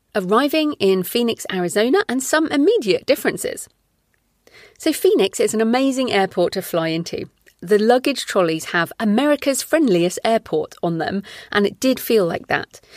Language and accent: English; England, United Kingdom; moved away as an adult; also born or lived in Australia; we moved back to England from Australia in twenty eleven